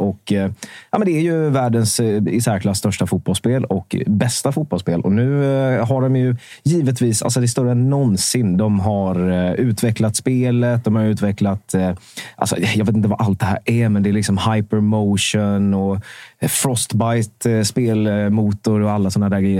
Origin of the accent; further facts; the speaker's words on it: Vetlanda, Jönköping County, Sweden; vi är båda från Vetlanda